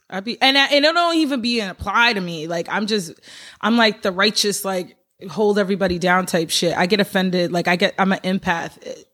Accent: Albany, United States; I am from Albany.

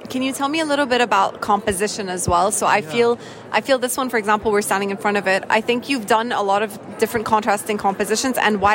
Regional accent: Saudi Arabia; also born or lived in Cairo, Egypt; I was born in Cairo. I'm Egyptian, yeah. But I grew up in Saudi Arabia.

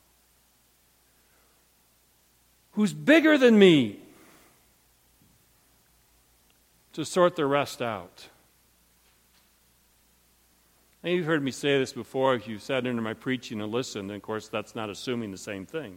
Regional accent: Montrose, Michigan, United States; I was raised in Montrose, Michigan.

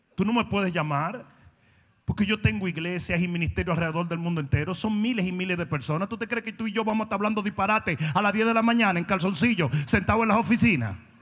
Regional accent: Santo Domingo, Dominican Republic; moved away as an adult; also born or lived in Dallas; Yo vengo de Santo Domingo, donde yo estaba súper mega bien. Yo me crié con esto en un colegio privado

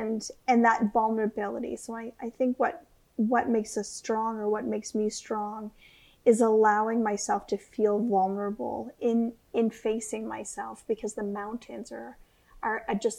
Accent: Canadian Shield, Canada; So I come from Precambrian Canadian Shield. So yeah. Pink granite, really deep waters, really big lakes and rivers, portages.

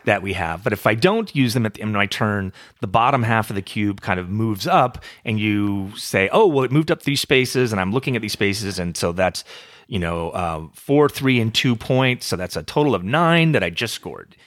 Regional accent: Texas, United States; I am from Texas

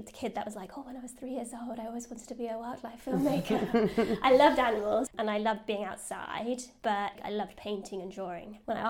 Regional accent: Bristol, South West England, United Kingdom; also born or lived in Oxford; So I grew up in Bristol, born and bred, which is quite a rarity apparently these days.

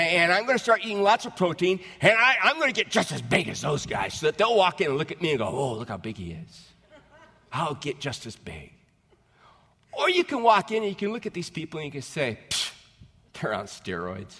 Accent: United States

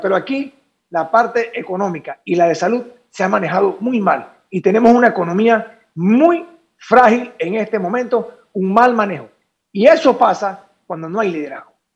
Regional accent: Panama; nosotros como panameños

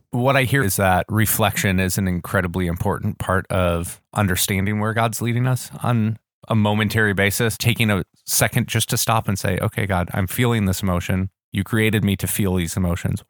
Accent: Wisconsin, United States; now in Orlando, United States; when you grow up in Wisconsin

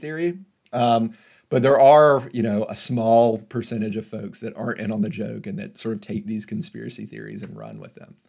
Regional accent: Memphis, Tennessee, United States; I'm from Memphis

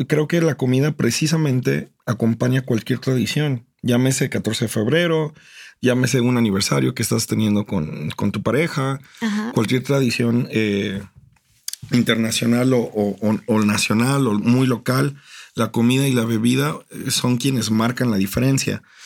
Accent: Mexico; los mexicanos tenemos es una gastronomía súper amplia

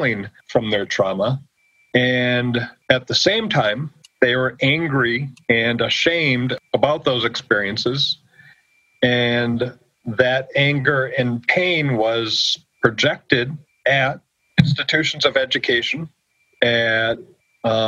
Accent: United States; moved away as an adult; I grew up on the Oneida Reservation

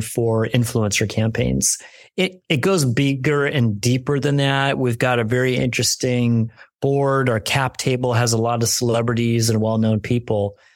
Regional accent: New York, United States; now in California, United States; I'm a kid from New York. I came out to California

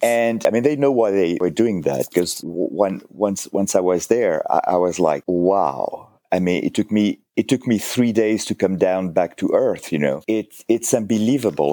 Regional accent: a village outside Cannes, Provence-Alpes-Côte d'Azur, France; English is a second language; moved away as an adult; also born or lived in United States; now in Connecticut, United States; I'm French, from the south of France, a little village, uh, one of those birch village, you know, like, uh, outside of Cannes.

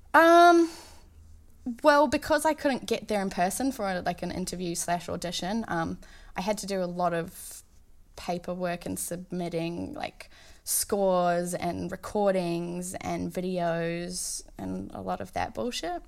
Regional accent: Auckland, New Zealand; moved away as an adult; also born or lived in Boston; now in Los Angeles, United States; I was out in the Waitakere, s, where I was born and raised

